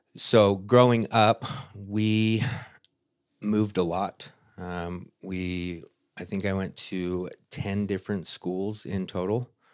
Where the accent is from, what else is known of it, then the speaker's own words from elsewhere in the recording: Utah, United States; So I am from Utah, uh, born and raised for the most part, have lived here my whole life